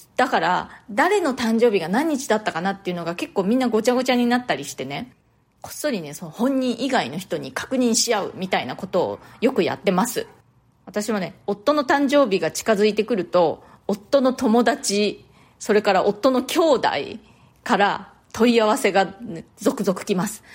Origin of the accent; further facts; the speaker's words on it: Japan; moved away as an adult; now in New York, United States; 私の生まれ育ったその日本のね実家